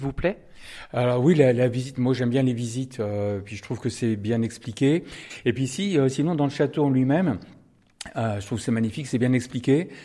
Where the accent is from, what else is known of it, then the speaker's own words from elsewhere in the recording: Berry, Centre-Val de Loire, France; je viens du Berry